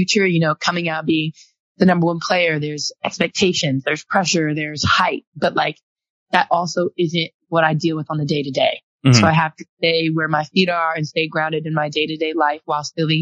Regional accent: the Bay Area, California, United States; I'm from the Bay

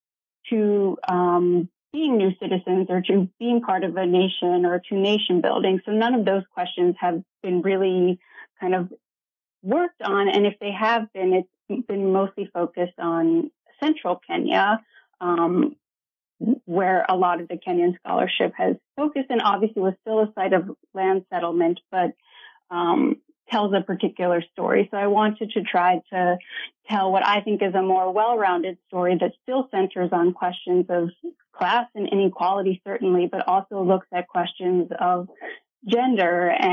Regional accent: Ohio, United States; also born or lived in Iowa; So I grew up in Ohio in a small college town, and I am the child of political scientists

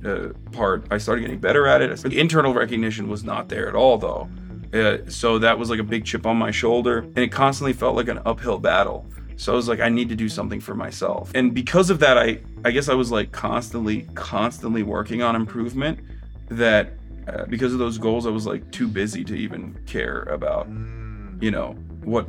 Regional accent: Turkey; born or raised there; now in United States

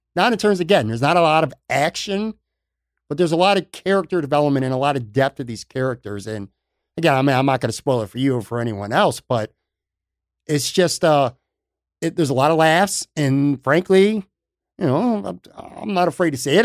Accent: Buffalo, New York, United States; moved away as an adult; also born or lived in Lackawanna, New York / Hamburg, New York / West Seneca, New York; I'm from the West Side. I grew up on the West Side, and I lived all over West New York, uh, through the years

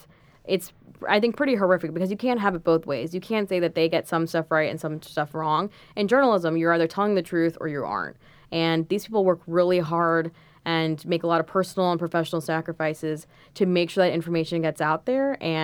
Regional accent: New York, United States; I am so grateful to be here, especially as a New Yorker or just as someone who's dreamed of going to, you know, world-class business school.

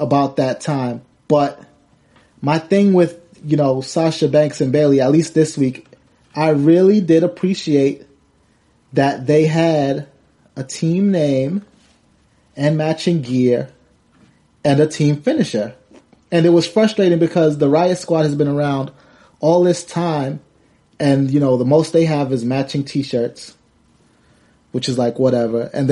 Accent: New York City, New York, United States; I'm from Harlem.

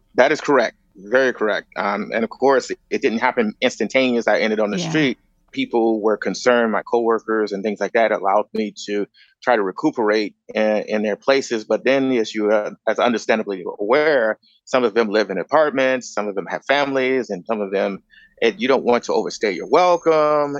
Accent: Chicago, Illinois, United States; moved away as an adult; also born or lived in Grand Rapids, Michigan; now in Los Angeles, United States; I was born and raised in Chicago.

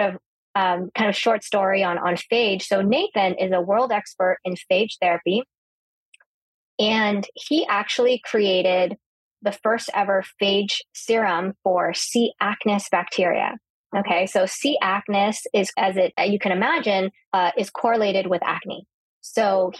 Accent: California, United States; I grew up in California

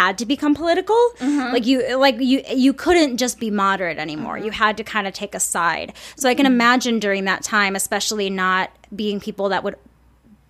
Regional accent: Saint Paul, Minnesota, United States; I'm from Minnesota. I mean, I'm from St. Paul

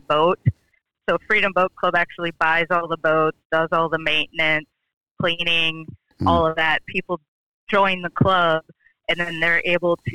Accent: Minnesota, United States; moved away as an adult; now in Nashville, United States; growing up in Minnesota

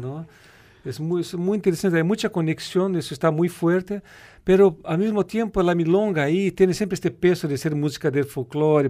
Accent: Rio Grande do Sul, Brazil; Spanish is a second language; also born or lived in Rio de Janeiro; nosotros del sur de Brasil

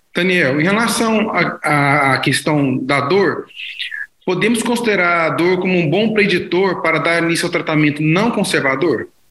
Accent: Goiânia, Goiás, Brazil; sou de Goiânia e trabalho no Hospital das Clínicas da Universidade Federal de Goiás.

